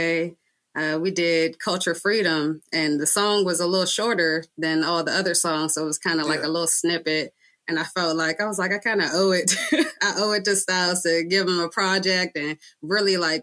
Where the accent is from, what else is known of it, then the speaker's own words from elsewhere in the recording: Prince George's County, Maryland, United States; I'm from PG County, Maryland